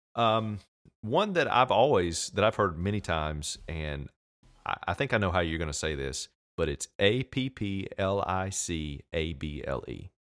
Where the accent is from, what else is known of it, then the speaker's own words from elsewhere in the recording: United States; I'm from America, I live here